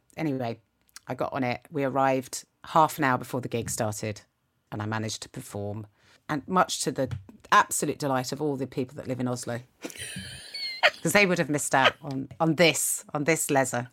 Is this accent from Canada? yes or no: no; United Kingdom; I'm so British